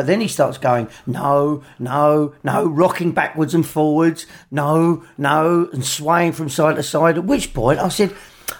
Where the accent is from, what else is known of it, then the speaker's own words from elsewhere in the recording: England, United Kingdom; We're English and proud of it.